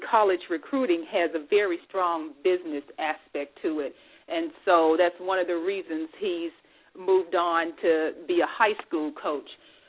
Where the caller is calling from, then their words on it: Dayton, Ohio, United States; Our switchboard is located in sunny Southern California, but I am broadcasting live from Dayton, Ohio.